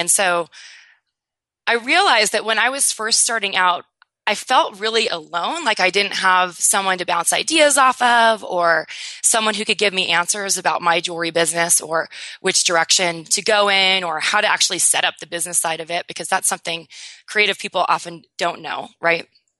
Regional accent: Newport Beach, California, United States; now in New York City, United States; I'm a California native, so I can totally resonate with your San Diego lifestyle. So I grew up in Newport Beach, but I live in New York City now, which is quite different, but super fun.

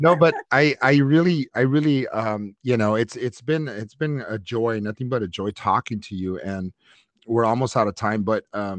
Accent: Los Angeles, California, United States; I grew up in Lincoln Heights

